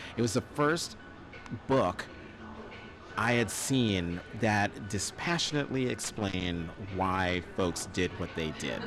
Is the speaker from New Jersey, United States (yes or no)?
yes; Newark, New Jersey, United States; also born or lived in North Plainfield, New Jersey / Hazlet, New Jersey; I grew up in Newark until I was 10. Then we moved to North Plainfield.